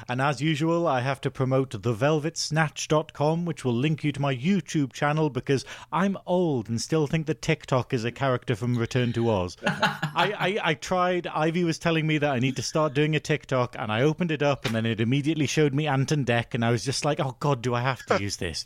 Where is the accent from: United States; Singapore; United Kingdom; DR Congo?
United Kingdom; we're British